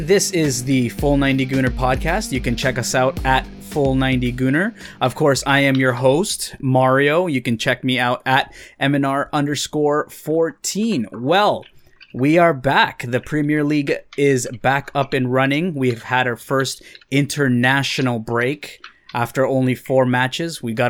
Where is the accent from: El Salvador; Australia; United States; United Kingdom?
El Salvador; mainly El Salvador, of course, whenever my home country can play.